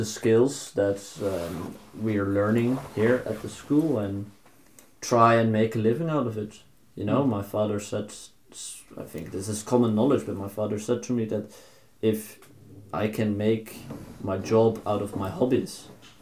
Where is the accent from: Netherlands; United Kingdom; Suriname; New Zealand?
Netherlands; moved away as an adult; now in Norway; I'm from the Netherlands. I'm here now.